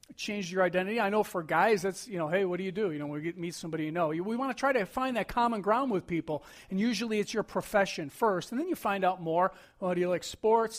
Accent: Buffalo, New York, United States; growing up in Buffalo

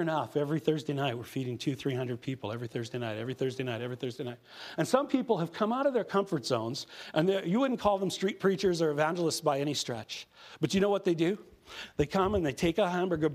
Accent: Prince Albert, Saskatchewan, Canada; moved away as an adult; now in Saskatoon, Canada; I come from Prince Albert, Saskatchewan. I've lived in Saskatoon the last 30 years. But I come from Prince Albert, Saskatchewan.

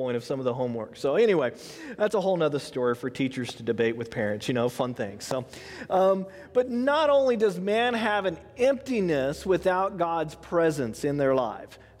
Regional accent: Houston, Texas, United States; I grew up in Houston

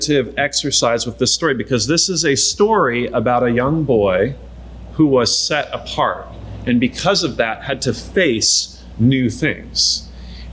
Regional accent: Eastern Washington, United States; We grew up in Eastern Washington

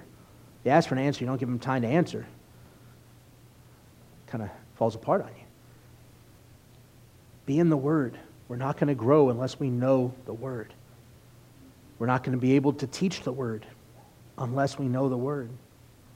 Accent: United States; especially as American believers

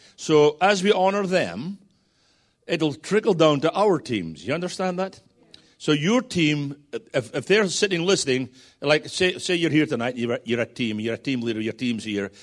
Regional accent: Scotland, United Kingdom; I'm a Scotsman

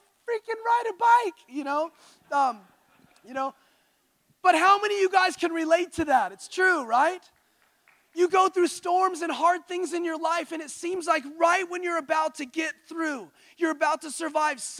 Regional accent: Santa Ynez Valley, California, United States; I grew up in San Ynez Valley

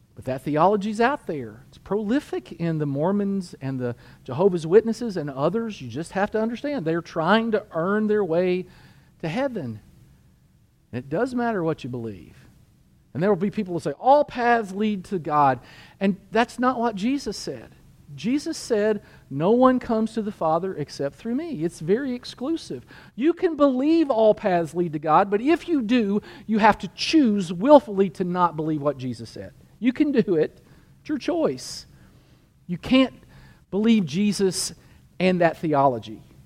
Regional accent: United States; I'm a Christian and I'm an American

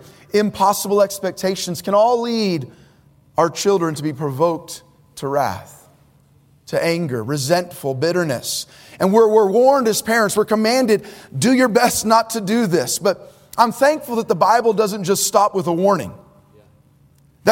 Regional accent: Bay Area, Northern California, United States; now in Orange County, United States; I was born in the Bay Area of Northern California, where the greater Bay Area, I think population is 7 million. Now I live in Orange County

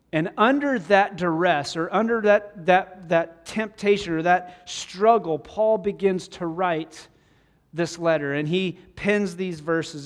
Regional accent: Wyoming, United States; moved away; growing up in Wyoming, we would get snow

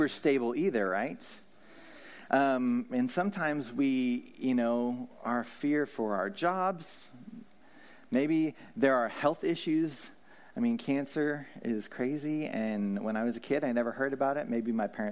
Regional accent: Louisiana, United States; also born or lived in San Francisco; now in Paso Robles, United States; I grew up in Louisiana

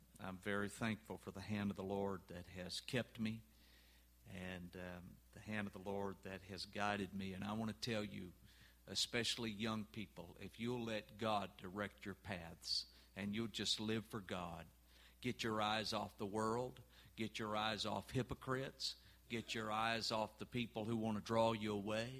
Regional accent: Orange, Texas, United States; moved away; I'm originally from East Texas. In fact, I grew up down in Orange, Texas

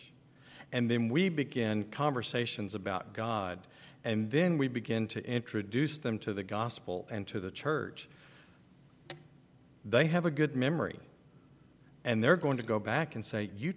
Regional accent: Texas, United States; moved away as an adult; now in Ukraine; we're from Texas

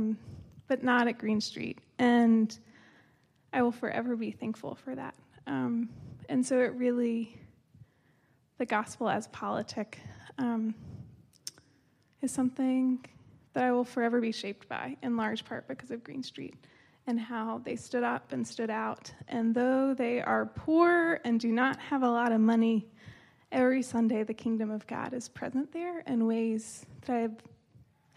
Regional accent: East Tennessee, United States; I was born and raised in East Tennessee on a Baptist liberal arts college campus

